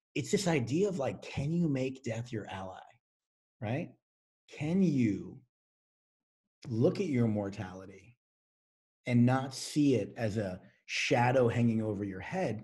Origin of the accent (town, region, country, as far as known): United States